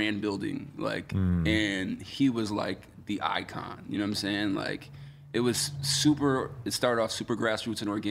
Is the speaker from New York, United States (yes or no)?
yes; Geneva, New York, United States; also born or lived in Syracuse; there weren't venues in my hometown. There was one called Smith Opera House where they'd have like plays and shit, which we ended up playing like years later. But there was a pavilion. Geneva's like right at the tip of Seneca Lake.